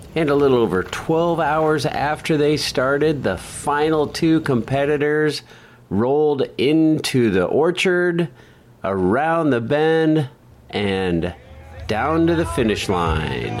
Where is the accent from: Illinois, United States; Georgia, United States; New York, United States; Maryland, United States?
Illinois, United States; Alton; Alton, Illinois